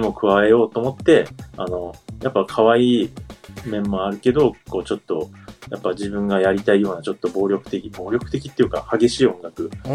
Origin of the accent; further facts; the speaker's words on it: Kyushu, Saga, Japan; 僕、九州が実家なんですよ。地元九州で、佐賀っていうところなんですけど